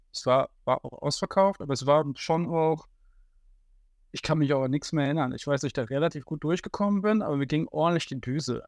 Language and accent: German; Haltern am See, North Rhine-Westphalia, Germany; in meinem Heimatdorf Altern am See und damals noch Altern